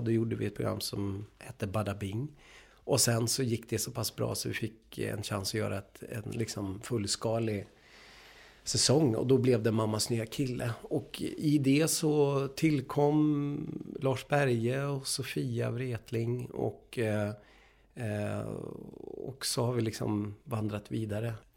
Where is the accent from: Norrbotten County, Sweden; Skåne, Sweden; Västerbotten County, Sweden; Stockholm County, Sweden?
Västerbotten County, Sweden; Umeå; jag är uppvuxen i Umeå med världens mest fantastiska teaterförening, Umeå teaterförening.